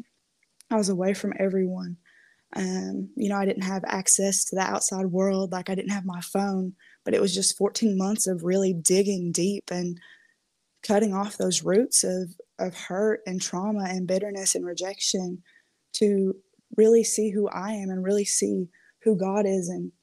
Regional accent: Kentucky, United States; moved away as an adult; also born or lived in Minnesota; I'm from Kentucky, but I went to college in Minnesota.

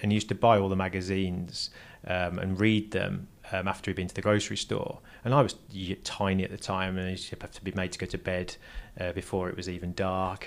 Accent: Lichfield, West Midlands, United Kingdom; moved away as an adult; also born or lived in Burton upon Trent; now in Los Angeles, United States; I was born in a place called Burton upon Trent

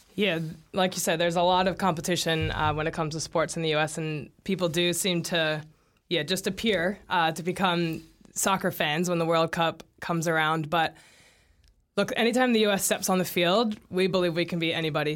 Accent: St. Louis, Missouri, United States; moved away as an adult; now in New Zealand; he's from my hometown

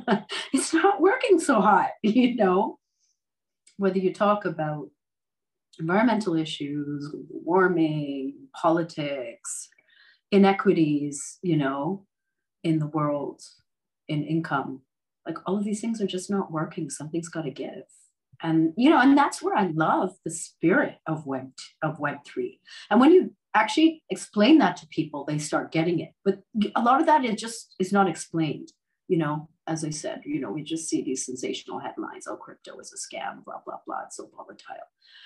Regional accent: Canada; born there; I mean, look, I was born in Canada. Mm-hmm. I've lived in the States.

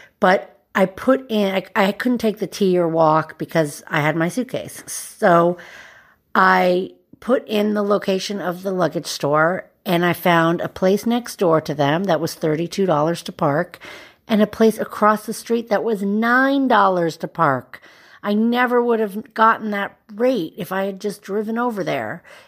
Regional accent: Boston, Massachusetts, United States; I'm from Boston, Massachusetts.

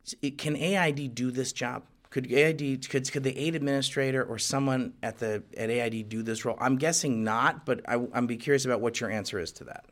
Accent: United States; as an American and someone who's in the Bush administration

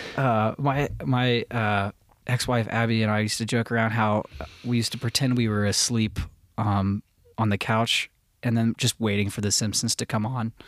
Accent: north of Cincinnati, Ohio, United States; also born or lived in Florida / Los Angeles; I'm from Ohio. I'm from, I was raised in the country north of Cincinnati

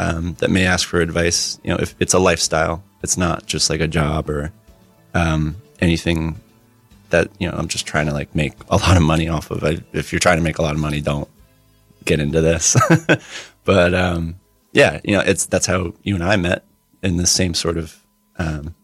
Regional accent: Asbury Park, New Jersey, United States; I'm pretty exclusively kind of from Asbury Park.

